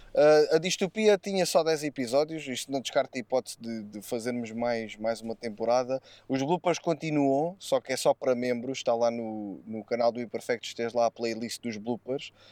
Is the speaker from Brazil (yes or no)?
no; Alentejo, Portugal; As nossas origens são alentejanas